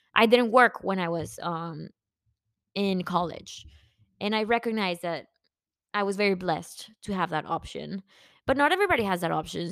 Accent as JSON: {"language": "English", "country": "Mexico", "also_born_or_lived": "McAllen", "moved": "yes", "lives_now": "Dallas, United States", "said": "I am from Mexico"}